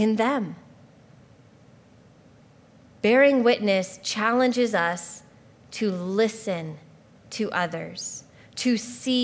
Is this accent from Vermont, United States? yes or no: no; Spokane, Washington, United States; also born or lived in Hawaii; the school that's literally in my hometown where my dad teaches